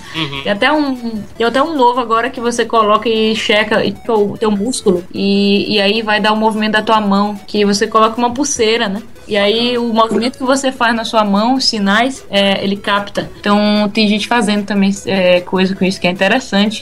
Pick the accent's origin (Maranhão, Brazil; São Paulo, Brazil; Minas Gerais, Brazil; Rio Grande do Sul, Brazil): Maranhão, Brazil; moved away as an adult; now in England, United Kingdom; eu vim assim do Maranhão